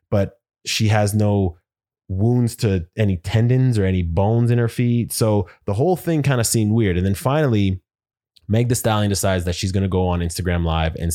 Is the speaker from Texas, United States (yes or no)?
yes; Houston, Texas, United States; Now, I'm from Houston.